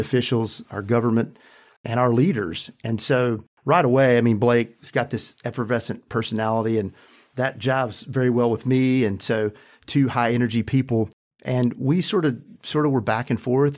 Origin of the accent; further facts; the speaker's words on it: Randolph County, North Carolina, United States; I grew up in Randolph County, a very rural, poor county